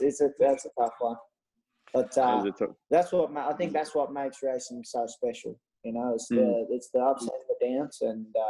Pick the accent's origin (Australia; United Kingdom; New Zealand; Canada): Australia; moved away; Just stuff that I grew up doing in Australia